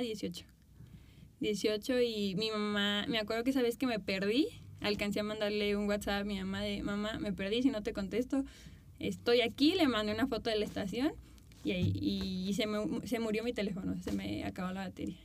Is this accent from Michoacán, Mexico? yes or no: yes; Morelia, Michoacán, Mexico; also born or lived in Mexico City; yo crecí aquí en Morelia en el modelaje